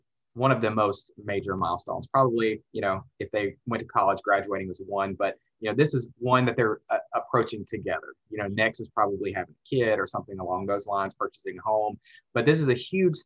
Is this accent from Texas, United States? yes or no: no; Alabama, United States; moved away as an adult; now in Atlanta, United States; I went to the University of Alabama, because I'm from Alabama